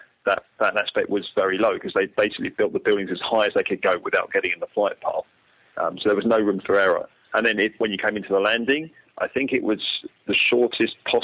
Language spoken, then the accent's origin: English; London, United Kingdom; I grew up in London